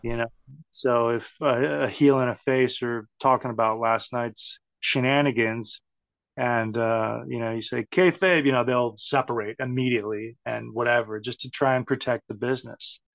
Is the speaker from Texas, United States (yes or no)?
yes; Texas, United States; growing up in Texas